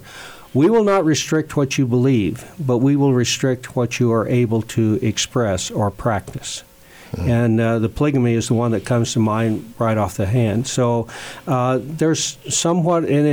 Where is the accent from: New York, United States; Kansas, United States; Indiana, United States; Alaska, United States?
Kansas, United States; western; also born or lived in Goodland, Kansas; when I was growing up the same way out in western Kansas, Canarado